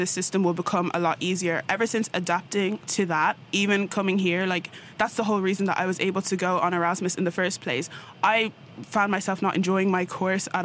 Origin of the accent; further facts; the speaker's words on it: Ireland; moved away as an adult; make a pretty good impact here from Ireland